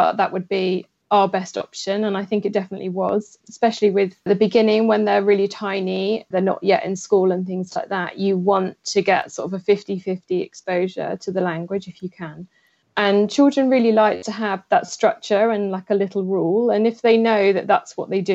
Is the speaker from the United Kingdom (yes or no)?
yes; England, United Kingdom; I'm married to an Italian and I'm English